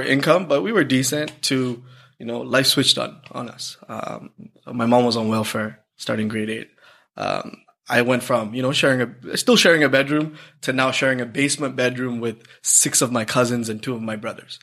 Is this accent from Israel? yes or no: no; Toronto, Ontario, Canada; born or raised there; also born or lived in Sri Lanka